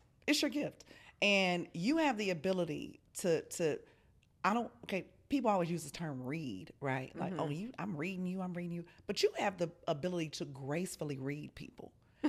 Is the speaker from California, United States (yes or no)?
no; Chicago, Illinois, United States; I'm still a Scorpio. And I'm from Chicago, okay?